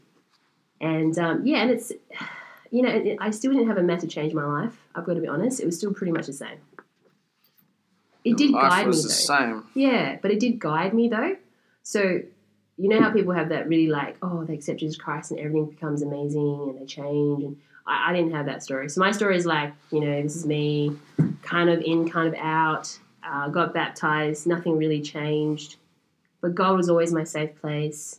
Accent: Australia; I'm Australian-born Chinese

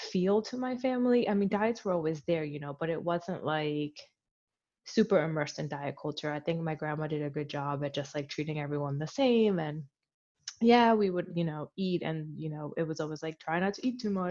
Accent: Philadelphia, Pennsylvania, United States; I grew up in Philly, so I grew up in a very diverse community.

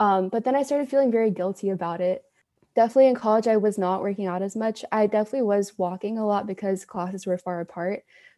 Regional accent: Houston, Texas, United States; also born or lived in Dallas / Malaysia; I'm from Houston, Texas, and I've lived abroad for most of my life. I moved around a lot, lived in Houston, Dallas, and Malaysia.

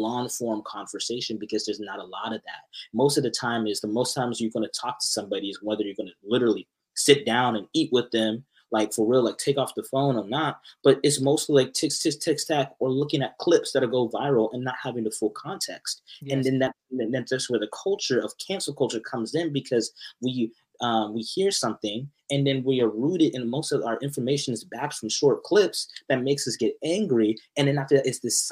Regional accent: Arlington, Texas, United States; moved away as an adult; also born or lived in Irving, Texas; now in Canada; I'm from Dallas. I'm from the Arlington area, but I went to school in Irving and Las Colinas for like a very long period of time.

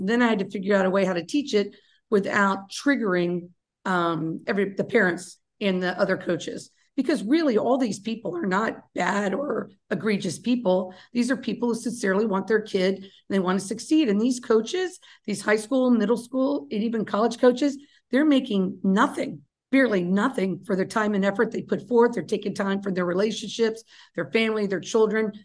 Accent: Kentucky, United States; I'm from Kentucky

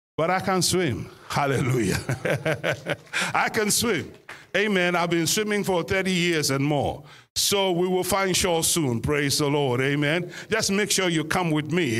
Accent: Ghana; now in United Kingdom; we are obviously originally from Ghana. Uh, West Africa

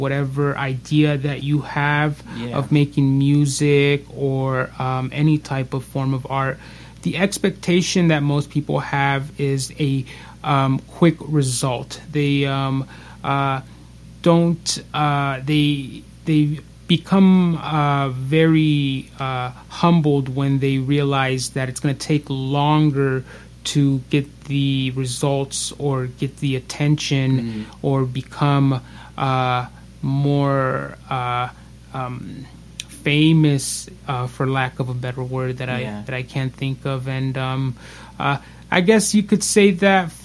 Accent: Las Vegas, Nevada, United States; we're actually from Las Vegas. This is where we're recording out

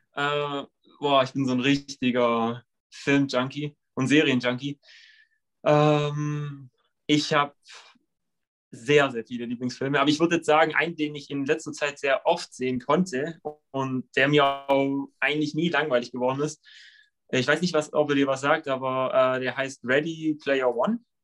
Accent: Leutkirch, Baden-Württemberg, Germany; ich komme aus Leutkirch

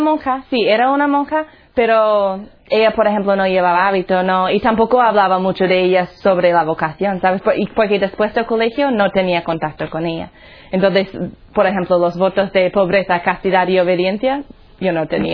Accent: Colorado, United States; Spanish is a second language; moved away; Soy de los Estados Unidos, un sitio se llama Colorado.

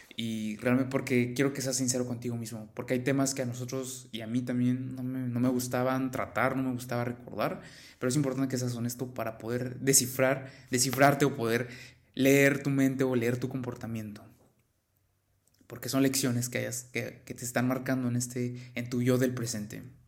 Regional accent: Mexico; yo soy de México

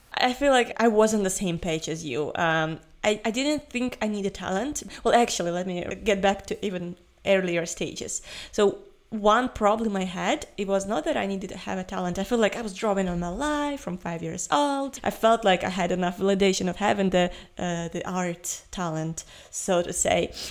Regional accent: Ukraine; I'm from Ukraine

